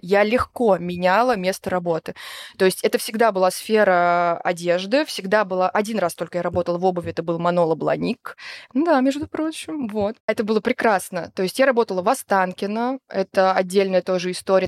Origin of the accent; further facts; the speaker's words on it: Tula Oblast, Russia; moved away as an adult; also born or lived in Yekaterinburg area; И в Тульской области я жила, получается, с трех лет, с двух до семнадцати.